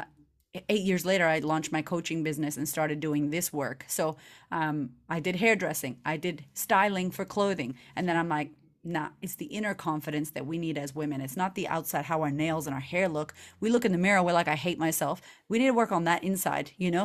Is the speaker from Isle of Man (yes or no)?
no; Boston, Massachusetts, United States; now in Australia; I'm originally from Boston, Massachusetts, and I grew up with a single mother